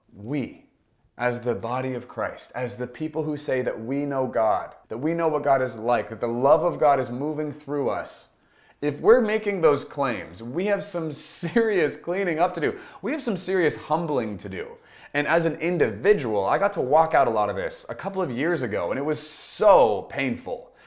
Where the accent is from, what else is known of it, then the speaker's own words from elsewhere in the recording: United States; I am an American, and I'm happy to be one